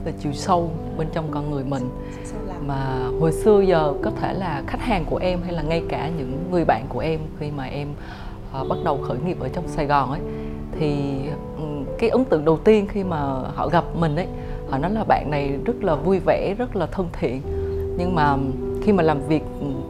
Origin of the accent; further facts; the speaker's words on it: Central Highlands, Gia Lai, Vietnam; also born or lived in Ho Chi Minh City, Vietnam; now in Hanoi, Vietnam; Em là được uh, sinh ra và lớn lên ở Tây Nguyên, uh, Gia Lai, tức là một cái con người miền núi chính gốc ấy